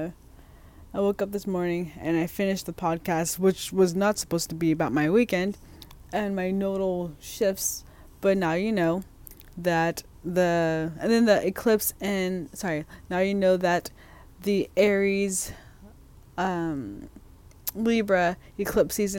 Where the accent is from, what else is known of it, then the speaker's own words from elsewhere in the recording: Portland, United States; moved away; in my hometown because, like, people say that Portland's crazy